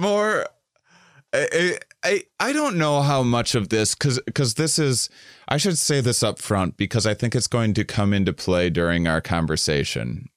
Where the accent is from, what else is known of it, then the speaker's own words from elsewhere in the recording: suburban Wisconsin, United States; I grew up in the Midwest, uh, uh, uh, uh, suburban in Wisconsin